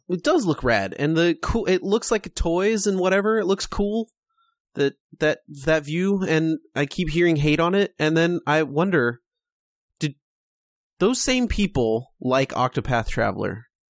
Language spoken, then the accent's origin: English; California, United States; we're from California, if you can't tell by our massive accent